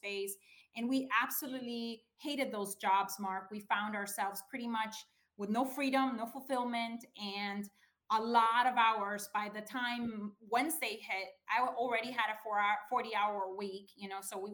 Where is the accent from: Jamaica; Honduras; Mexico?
Honduras; moved away as an adult; now in United States; I'm originally from Honduras. It's this tiny little country in Central America, in case you don't know. I came here in 1995.